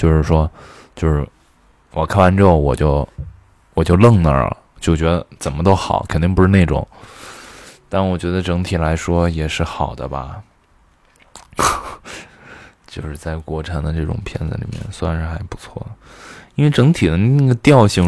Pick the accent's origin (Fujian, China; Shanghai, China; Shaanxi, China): Shaanxi, China; Xi'an; accent: Xi'an; 虽然我的西安的朋友都说我的普通话很标准，但我每次一回来待久了，我还是会觉得我有的时候说话有那个西安味儿